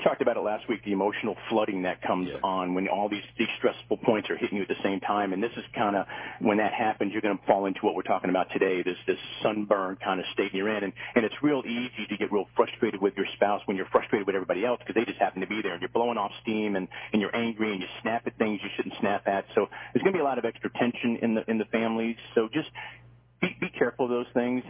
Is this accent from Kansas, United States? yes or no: no; Hollywood Fort Lauderdale area, South Florida, United States; I grew up in South Florida most of my life uh, down in the Hollywood Fort Lauderdale area